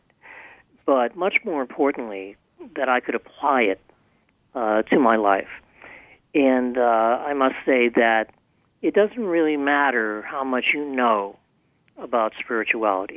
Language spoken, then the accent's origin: English; Boston, Massachusetts, United States; the kind of colorful street language that I was brought up with in the Boston area